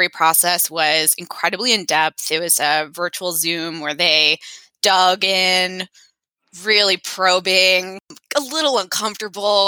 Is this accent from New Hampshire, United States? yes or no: yes; Peterborough, New Hampshire, United States; also born or lived in Washington, D.C. area; I grew up in New Hampshire and then went to the DC area for college, lived there for 15 years, and then moved back to New Hampshire 2.5 years ago.